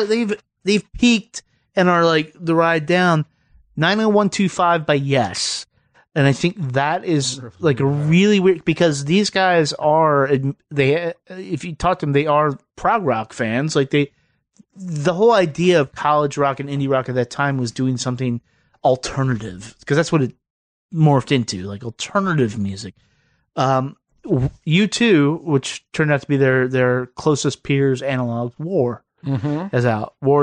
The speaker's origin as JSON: {"language": "English", "region": "Virginia", "country": "United States", "tie": "born or raised there", "said": "So growing up in Southern Virginia, is from here there to Georgia, and it is literally everywhere."}